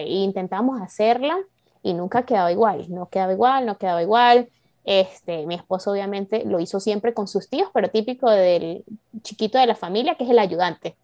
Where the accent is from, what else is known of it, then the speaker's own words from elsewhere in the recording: San Cristóbal, Táchira, Venezuela; now in Canada; yo soy de San Cristóbal